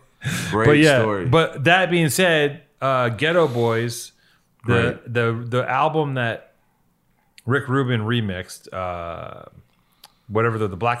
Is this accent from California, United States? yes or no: yes; Venice, California, United States; You know, we grew up in Venice, so there's some of it, but it's more fun shit.